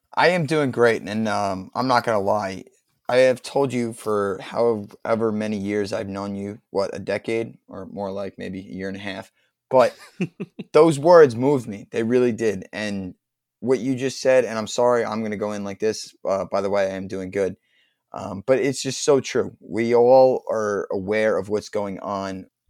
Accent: New Jersey, United States; accent: New York; I'm from fucking North Jersey

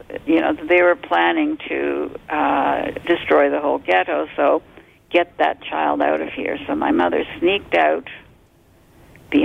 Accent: Toronto, Ontario, Canada; born or raised there; also born or lived in Montreal, Quebec / Poland

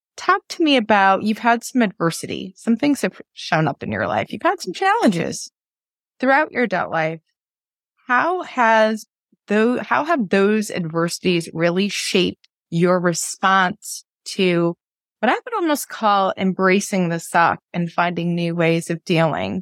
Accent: New England, United States; growing up in New England

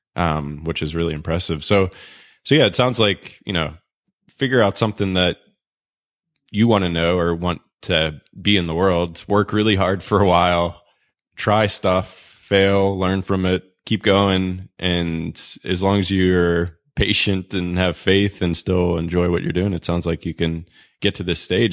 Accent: Pittsburgh, Pennsylvania, United States; moved away; in Pittsburgh 'cause that's my hometown and, you know, maybe we'll go back there one day

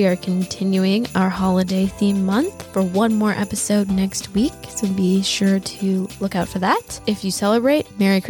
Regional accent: Wisconsin, United States; I'm from Wisconsin.

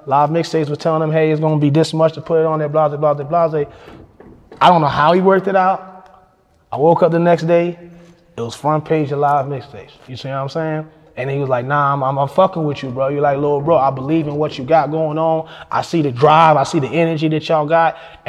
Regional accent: Fayetteville, United States; I'm like, I'm from Fayetteville.

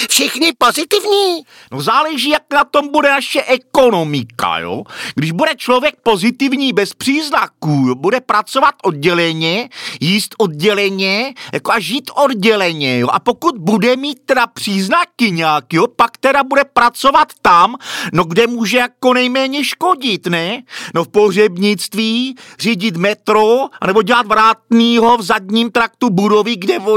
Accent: Brno, South Moravian Region, Czechia; No já jsem z Brna.

